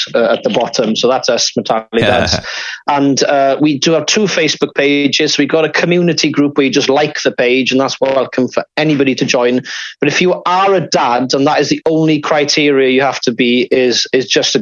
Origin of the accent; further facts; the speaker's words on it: Cardigan, Wales, United Kingdom; I'm from Cardigan originally, hence the accent.